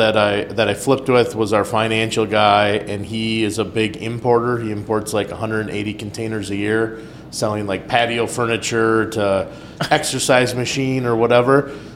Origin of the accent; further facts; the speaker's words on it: United States; We're like, they're like, where are you from? And we're like, America.